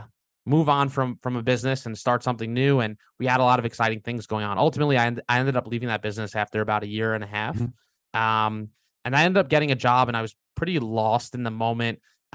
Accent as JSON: {"language": "English", "town": "Long Beach", "region": "New York", "country": "United States", "tie": "born or raised there", "said": "Long Beach, Long Island."}